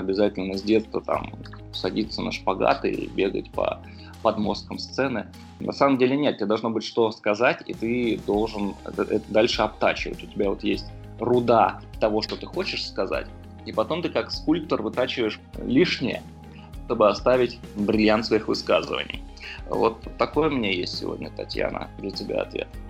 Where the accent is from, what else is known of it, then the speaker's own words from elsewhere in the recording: Moscow, Russia; я сам из Южного Бутова